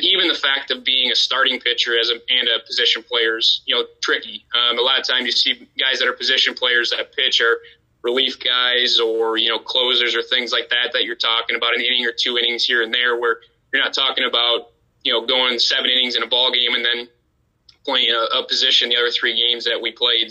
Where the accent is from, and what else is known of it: Dubuque, Iowa, United States; born or raised there; moved away as an adult; also born or lived in Waverly, Iowa (Wartburg)